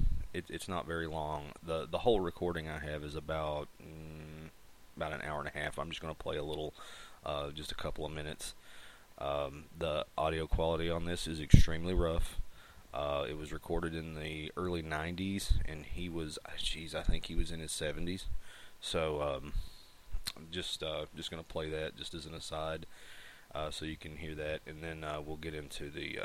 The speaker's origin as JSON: {"language": "English", "region": "Appalachia", "country": "United States", "said": "Some people mistake my accent for a southern drawl, and it's not."}